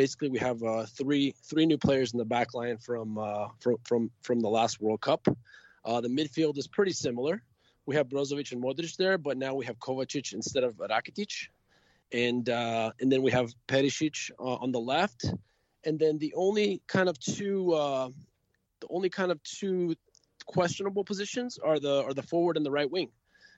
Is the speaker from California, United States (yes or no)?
yes; Los Angeles, California, United States; growing up in Los Angeles, my father was part of a team called Los Angeles Croatia.